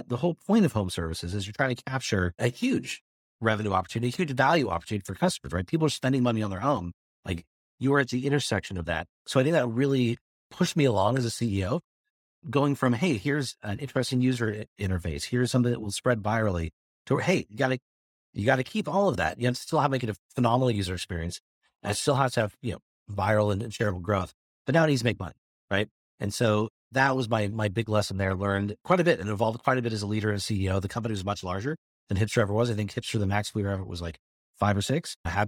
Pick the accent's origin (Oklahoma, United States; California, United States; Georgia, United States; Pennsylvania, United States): California, United States; Modesto; How can I help the economy of my hometown, right? And that's where we really started to focus on how do you inspire jobs and opportunity in places like Modesto?